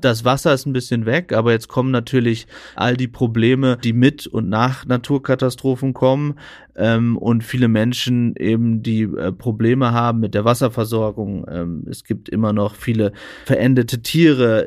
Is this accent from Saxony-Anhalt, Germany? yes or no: no; East Frisia, Lower Saxony, Germany; Ich als Ostfriese, mhm. der immer an einem ostfriesischen Kanal langgefahren ist